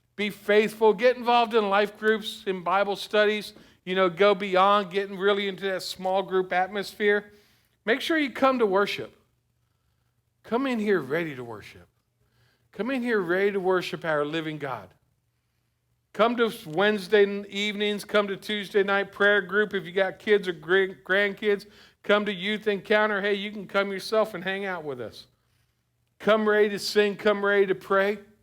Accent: South Florida, United States; I grew up in South Florida

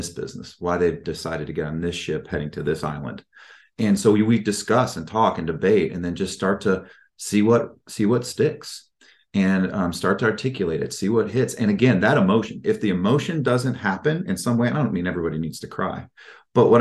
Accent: Midwest, United States; I'm from the Midwest

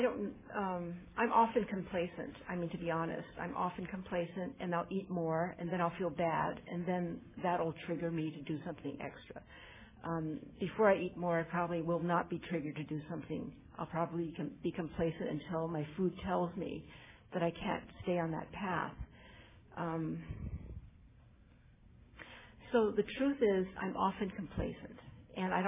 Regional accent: West Hollywood, California, United States; I'm Chinese American, and I wanted to say that I'm from West Hollywood, California

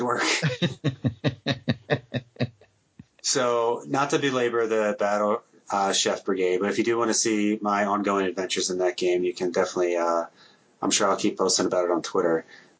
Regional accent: New Jersey, United States; moved away; I'm from Jersey. We have weird dialects out there. But I've been in the Midwest for so long, I think it's been beaten out of me.

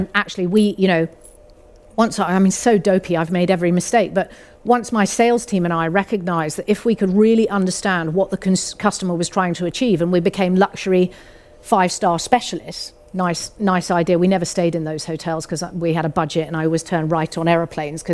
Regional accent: United Kingdom; we're British

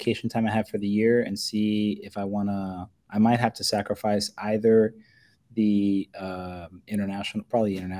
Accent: Florida, United States; I'm from Florida

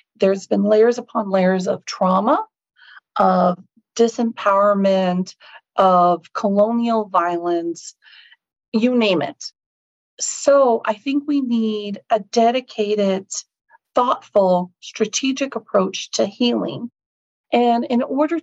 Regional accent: Sydney, Nova Scotia, Canada; also born or lived in Sipekne'katik First Nation; born in Sydney, Nova Scotia

